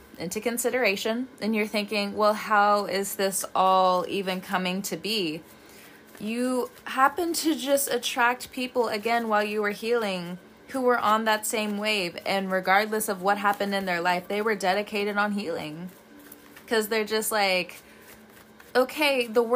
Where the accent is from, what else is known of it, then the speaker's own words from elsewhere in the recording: California, United States; moved away; also born or lived in the South (US); I'm from California